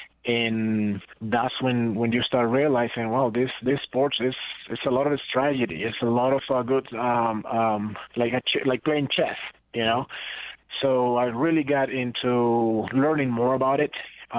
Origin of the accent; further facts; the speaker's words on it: Costa Rica; English is a second language; also born or lived in Guatemala; now in United States; Growing up in Central America, you know, Costa Rica and Guatemala, it was more about soccer, which it was, you know, the World Cup was a big thing for us.